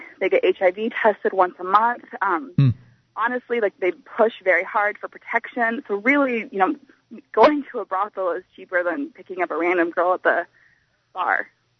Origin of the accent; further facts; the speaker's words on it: Nevada, United States; now in Florida, United States; I'm actually from Nevada